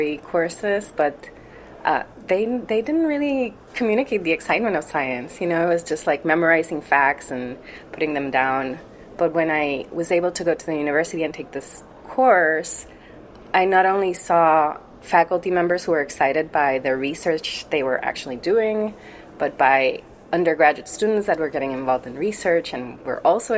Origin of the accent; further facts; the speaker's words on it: San Juan, Puerto Rico; I was born in Puerto Rico. I'm from the capital region, San Juan, Puerto Rico.